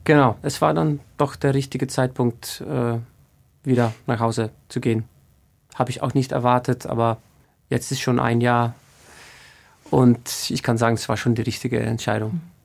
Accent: Iceland; in Island gibt es, glaube ich, einen einzigen Knabenchor mhm. und der ist in Reykjavik und ich bin nicht in Reykjavik aufgewachsen

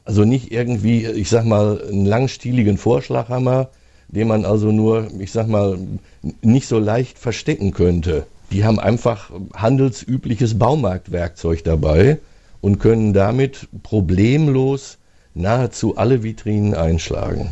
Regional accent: Hagen, North Rhine-Westphalia, Germany; aus meiner Heimatstadt

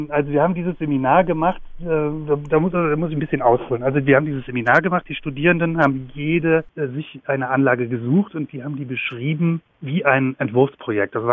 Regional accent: West Germany, Germany; Wir sind beide aus dem Westen und im Westen sozialisiert, aber haben beide an der BTU in Cottbus gearbeitet

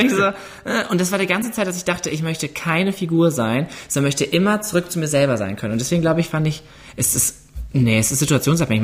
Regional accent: Ruhr area, North Rhine-Westphalia, Germany; ich komme aus dem Ruhrgebiet

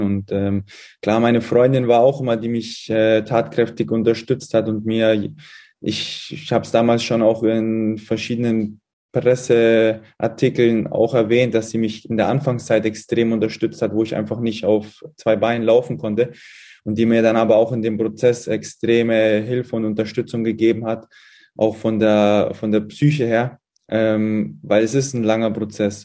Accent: Munich, Bavaria, Germany; also born or lived in Halle; now in Fürth, Germany; komme ich aus, aus München ne? und die Eltern sind dort auch noch in der Gegend wohnhaft

